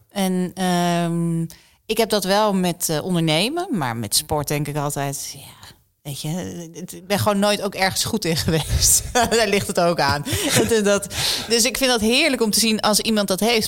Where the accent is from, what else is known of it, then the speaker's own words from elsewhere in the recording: Netherlands; ik kom uit Nederland